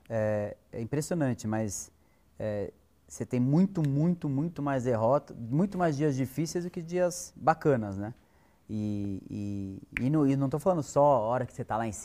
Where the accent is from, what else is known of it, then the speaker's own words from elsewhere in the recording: Botucatu, São Paulo, Brazil; Eu nasci em São Paulo, é, e eu tinha uns seis anos, eu mudei para Botucatu, então eu cresci em Botucatu.